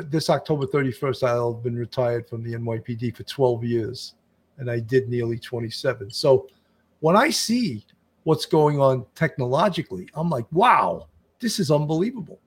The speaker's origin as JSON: {"language": "English", "area": "Long Island", "region": "New York", "country": "United States", "tie": "born or raised there", "said": "I grew up on Long Island"}